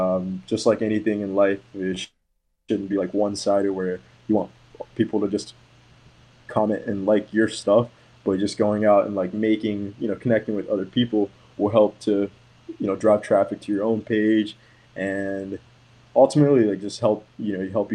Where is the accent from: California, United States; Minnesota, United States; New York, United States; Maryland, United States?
Maryland, United States; now in Florida, United States; I moved around a lot growing up. So I went to a few different like high schools, and then like I grew up in Maryland, and then now I live in Florida.